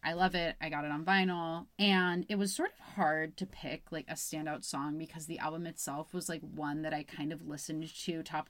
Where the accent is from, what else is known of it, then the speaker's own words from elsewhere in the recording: Albany, New York, United States; moved away; I'm from Albany, New York